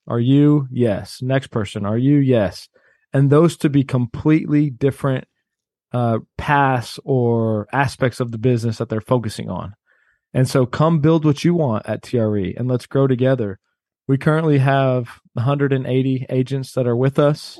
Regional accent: Austin, Texas, United States; also born or lived in Cleveland, Ohio; my mom moved to Austin when I was two years old

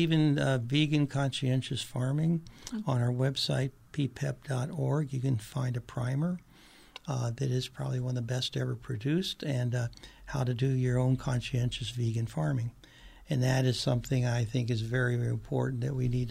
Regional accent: Patagonia, Arizona, United States; my hometown, which is Patagonia, Arizona

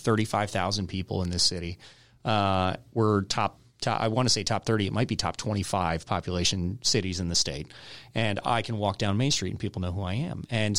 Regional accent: Michigan, United States; born there; also born or lived in California / Texas / North Carolina / Georgia; I was born in Michigan. I lived in Michigan, California, Texas, North Carolina, Georgia.

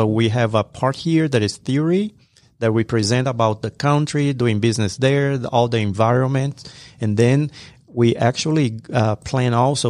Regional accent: Brazil; English is a second language; Like Everest was telling him, I'm from Brazil.

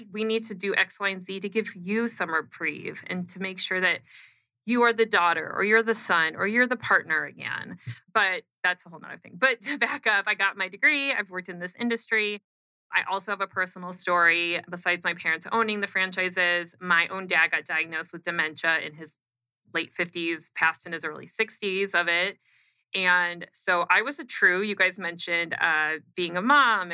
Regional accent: Arizona, United States; Born and raised in Arizona. So I've been here my whole life, minus a couple years in there.

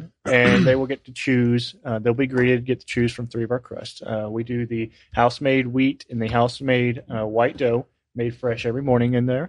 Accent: Milton, Florida, United States; moved away as an adult; also born or lived in Jacksonville, Florida; I grew up in Milton, right up the road.

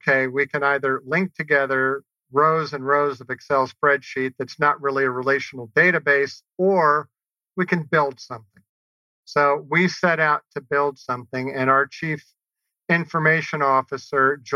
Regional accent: New Orleans, Louisiana, United States; growing up in New Orleans.

